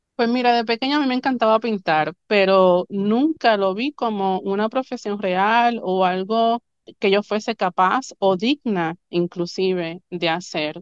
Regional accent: Río Grande, Puerto Rico; also born or lived in Río Piedras, Puerto Rico; yo nací en Río Piedras, Puerto Rico. Mi mamá voló a los nueve meses de Nueva York para parirme en solo boricua.

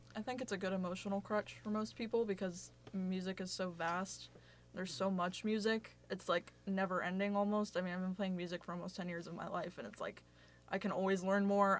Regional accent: Athens, Ohio, United States; I'm from Athens, and I'm a sophomore at OU, and uh, I've been here my whole life

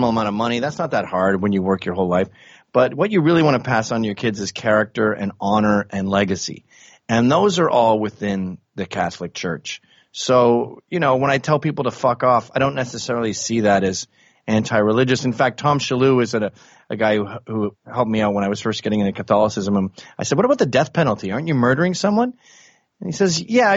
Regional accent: Canada; moved away as an adult; also born or lived in England; now in New York City, United States; I was born in England. I grew up in Canada, moved to America when I was 29.

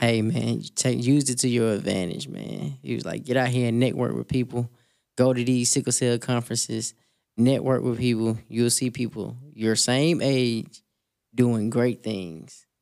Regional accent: Selma, Alabama, United States; I was born in Selma, Alabama

